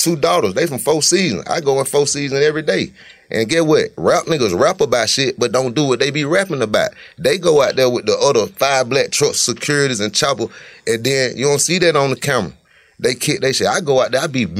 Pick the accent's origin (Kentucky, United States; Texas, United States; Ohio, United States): Ohio, United States; Cleveland; I'm from Cleveland, been from Cleveland.